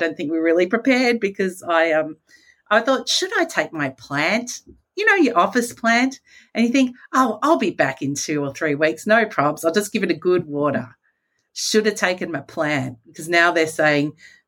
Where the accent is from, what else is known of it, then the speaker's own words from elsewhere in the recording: Australia; as an Australian